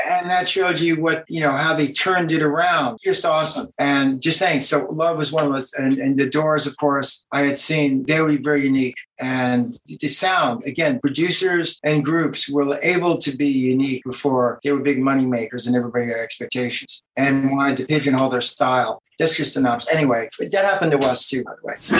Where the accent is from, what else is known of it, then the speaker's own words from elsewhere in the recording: New York City, New York, United States; Brooklyn. That's where I'm from